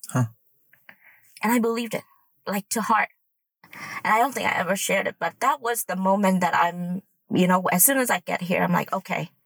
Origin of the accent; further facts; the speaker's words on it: Vietnam; now in United States; I grew up in Vietnam